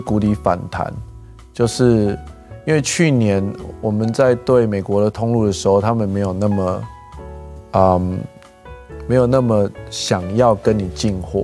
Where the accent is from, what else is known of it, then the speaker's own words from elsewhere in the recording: Gangshan, Kaohsiung, Taiwan; 我是一个冈山长大的小孩